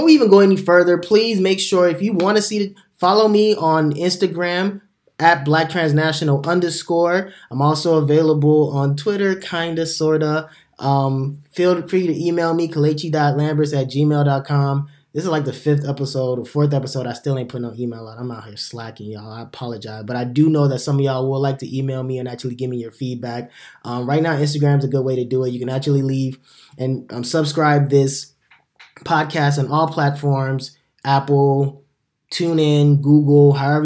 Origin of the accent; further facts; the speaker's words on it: Imo, Nigeria; moved away; In the motherland in Nigeria, which is my hometown, my native country